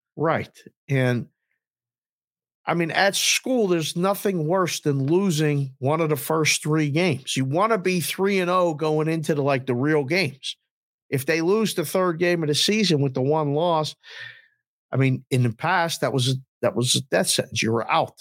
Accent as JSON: {"language": "English", "town": "Pittsburgh", "region": "Pennsylvania", "country": "United States", "tie": "born or raised there", "said": "I'm born and raised in Pittsburgh, PA"}